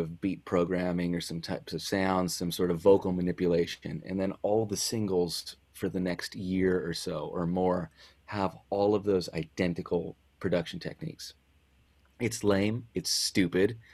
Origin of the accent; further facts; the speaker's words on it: San Diego, California, United States; moved away as an adult; also born or lived in Bonita; I was born in San Diego. I was born and raised there. I lived there for the vast majority of my life.